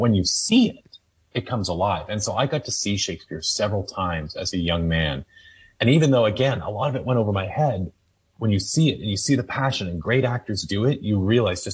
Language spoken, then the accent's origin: English; Toronto, Ontario, Canada; I'm from Toronto, and we have the Stratford Festival